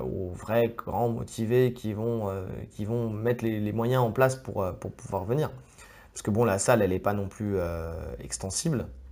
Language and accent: French; France; on est français